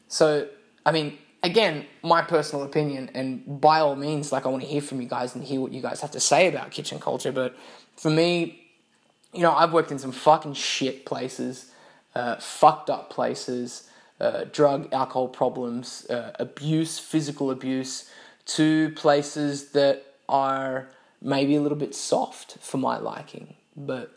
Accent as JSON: {"language": "English", "country": "Australia", "moved": "as an adult", "said": "originally coming from Australia"}